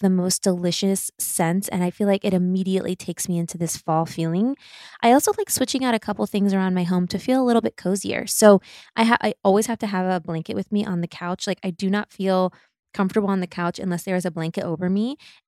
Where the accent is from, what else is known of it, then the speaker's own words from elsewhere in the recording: Midwest, United States; also born or lived in Germany; And I grew up in the Midwest and I grew up in Germany